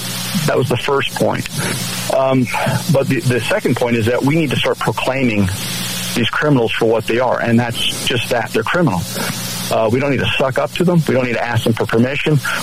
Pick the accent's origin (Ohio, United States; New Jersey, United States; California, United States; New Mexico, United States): New Mexico, United States; I'm in Maricopa, even though I'm from New Mexico